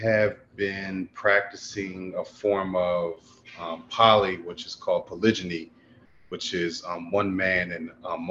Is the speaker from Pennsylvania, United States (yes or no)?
yes; Philadelphia, Pennsylvania, United States; now in Atlanta, United States; I'm from Philly